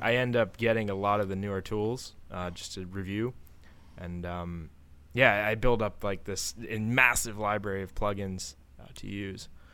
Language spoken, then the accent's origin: English; Maryland, United States; I'm from Maryland